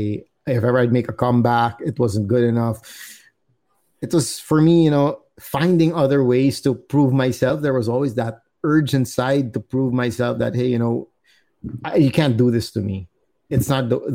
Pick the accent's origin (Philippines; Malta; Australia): Philippines; being born and raised here and going to school here as well, I started developing, you know, my friendships with mostly Filipino people.